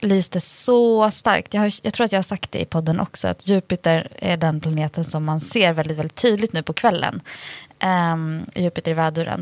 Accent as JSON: {"language": "Swedish", "region": "Dalarna County", "country": "Sweden", "tie": "born or raised there", "said": "Jag är ändå uppvuxen i Dalarna"}